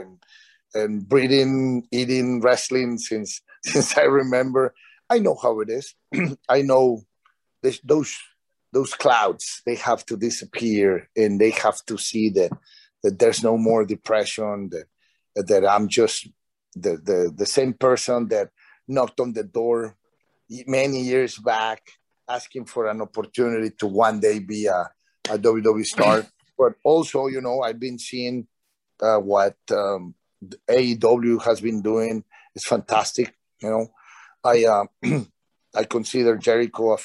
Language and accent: English; Mexico; moved away; in Mexico, in my hometown